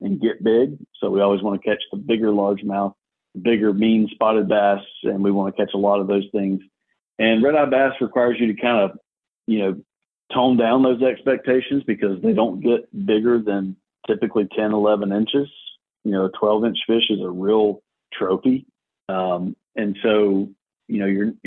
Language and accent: English; South Alabama, United States; now in East Alabama, United States; I grew up in South Alabama